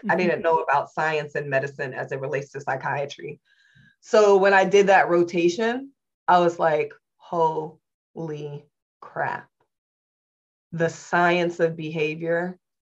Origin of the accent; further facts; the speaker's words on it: Indianapolis, Indiana, United States; I was born and raised in Indianapolis, Indiana in the late 70s, early 80s